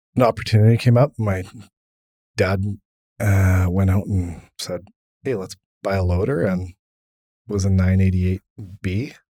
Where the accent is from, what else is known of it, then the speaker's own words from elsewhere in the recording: Kimberley, British Columbia, Canada; I grew up in Kimberly